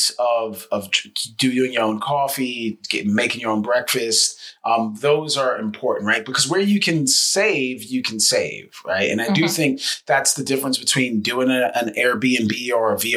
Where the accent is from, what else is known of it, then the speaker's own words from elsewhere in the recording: New York City, New York, United States; I'm being from Brooklyn